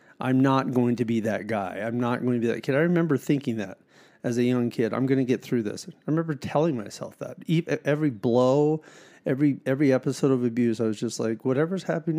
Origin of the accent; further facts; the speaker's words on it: Harrisburg, Pennsylvania, United States; So I was born and raised in Dauphin County, Harrisburg, Pennsylvania.